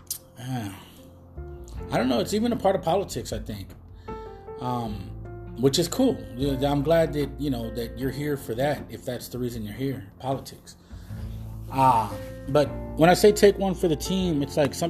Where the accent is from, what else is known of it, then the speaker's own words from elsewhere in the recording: United States; being Mexican American